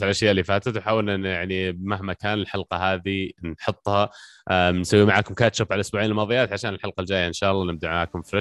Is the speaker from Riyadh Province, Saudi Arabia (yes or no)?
yes; Riyadh, Riyadh Province, Saudi Arabia; مو بحر من عندنا في الرياض